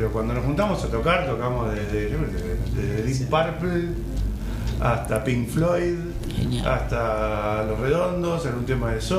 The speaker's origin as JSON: {"language": "Spanish", "region": "Buenos Aires", "country": "Argentina", "tie": "born or raised there", "also_born_or_lived": "Bahía Blanca / Varadero", "said": "nativo de Bahía Blanca, pero me crié en Buenos Aires. Ahora vivo en Varadero circunstancialmente, no por mucho tiempo más."}